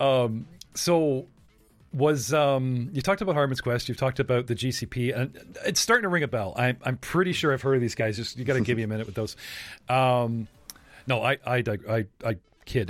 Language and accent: English; Canada; I'm Canadian